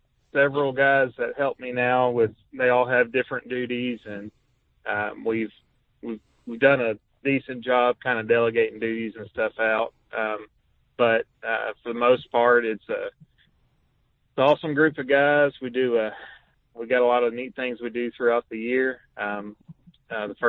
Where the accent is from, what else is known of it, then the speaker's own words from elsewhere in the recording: Tennessee, United States; moved away as an adult; now in Indiana, United States; I'm from Tennessee.